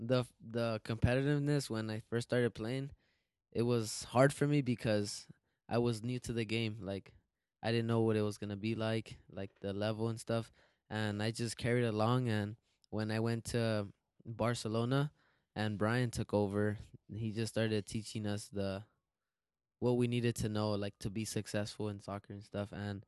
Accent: Los Angeles, California, United States; I play in the center of the midfield, and I come from South Central LA.

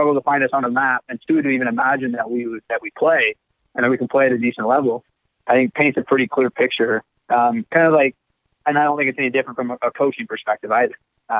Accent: Ireland; And I said, "Yeah, I'm from Ireland."

